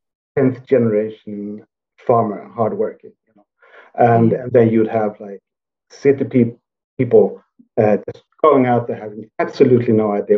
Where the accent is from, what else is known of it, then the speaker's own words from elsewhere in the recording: Sweden; I grew up in the Swedish countryside